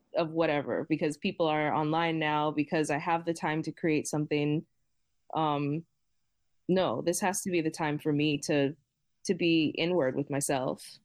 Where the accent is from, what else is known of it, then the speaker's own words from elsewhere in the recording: Boston, Massachusetts, United States; I grew up in Boston